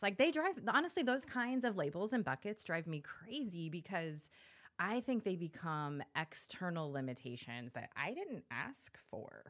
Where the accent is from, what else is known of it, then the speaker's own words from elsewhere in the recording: California, United States; I'm from California